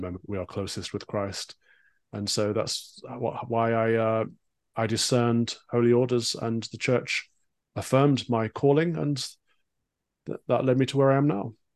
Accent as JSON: {"language": "English", "region": "East Midlands", "country": "United Kingdom", "tie": "born or raised there", "said": "born and raised in the Midlands, so for an, an, an American audience, that's Sherwood Forest"}